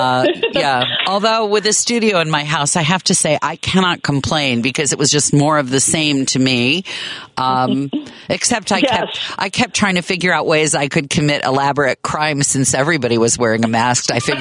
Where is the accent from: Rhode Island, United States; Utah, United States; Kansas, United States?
Kansas, United States; Manhattan; Have I mentioned that I'm from Manhattan, Kansas?